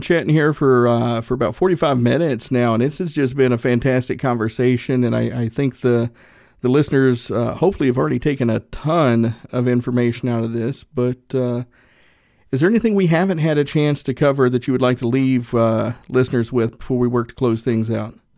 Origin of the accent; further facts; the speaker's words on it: Northeast Tennessee, United States; I'm from Northeast Tennessee